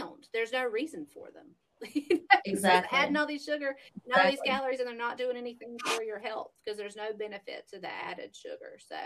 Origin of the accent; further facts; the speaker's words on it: the South, United States; We're from the South